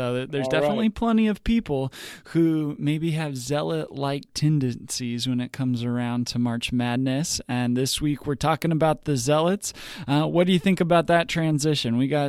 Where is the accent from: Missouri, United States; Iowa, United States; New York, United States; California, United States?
Missouri, United States; I'm from Missouri